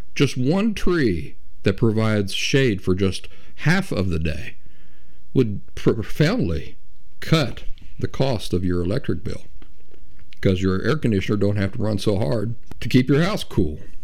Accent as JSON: {"language": "English", "region": "Appalachia", "country": "United States", "tie": "born or raised there", "said": "I grew up in the Appalachian backwoods"}